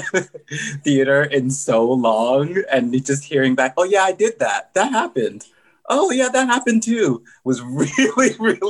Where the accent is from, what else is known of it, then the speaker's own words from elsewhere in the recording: Silver Spring, Maryland, United States; moved away as an adult; I grew up in Silver Spring, Maryland, like right outside of DC.